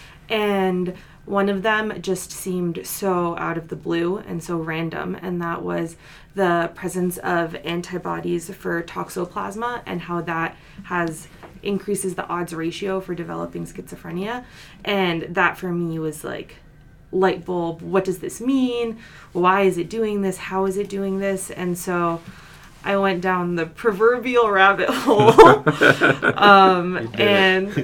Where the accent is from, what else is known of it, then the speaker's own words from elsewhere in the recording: New York, United States; moved away; I'm originally from New York